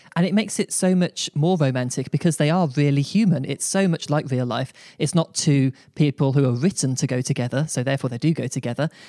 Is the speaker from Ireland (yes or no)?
no; Birmingham, West Midlands, United Kingdom; I am from Birmingham, U K